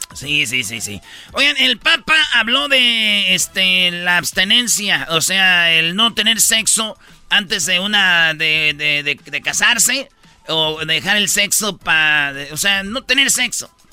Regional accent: Quilpan, Michoacán, Mexico; mi pueblo, ahí en Quilpan, Michoacán

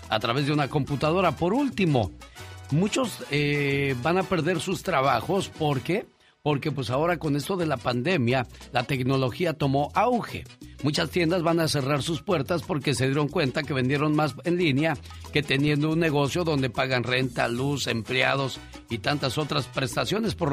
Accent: San Juan Mixtepec, Oaxaca, Mexico; now in United States; porque un día Salí de San Juan Mixtepec, Oaxaca. Pero San Juan Mixtepec, Oaxaca nunca salió de mí.

